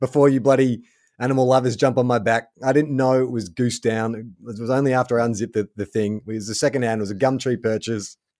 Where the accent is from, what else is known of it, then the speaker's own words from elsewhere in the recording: Melbourne, Victoria, Australia; moved away; born and raised in Melbourne